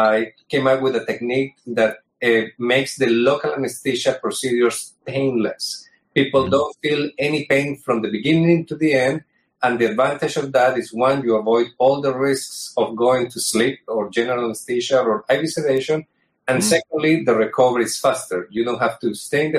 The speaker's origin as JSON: {"language": "English", "country": "Colombia", "also_born_or_lived": "New York, United States", "moved": "yes", "lives_now": "United States", "said": "I'm originally from Colombia, but I did my surgical training here in the United States"}